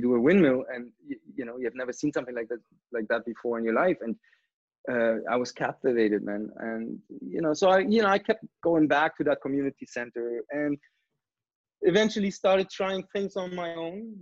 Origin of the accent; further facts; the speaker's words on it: Brandenburg an der Havel, Brandenburg, Germany; moved away as an adult; now in Canada; I grew up in a, in a small town which is outside of Berlin called Brandenburg